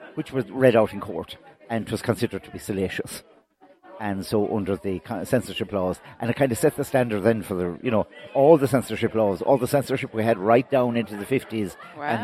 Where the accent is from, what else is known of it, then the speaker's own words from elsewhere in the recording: Kildimo, County Limerick, Ireland; now in Ogonnelloe, Ireland; I'm from Kildymoe, County Limerick